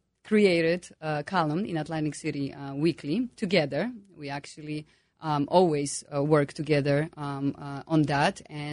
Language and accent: English; Poland; English is a second language; As you can hear my accent.